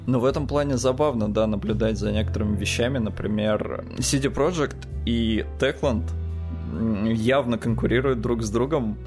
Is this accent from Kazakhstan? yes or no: no; Estonia; я ему говорю, Эстония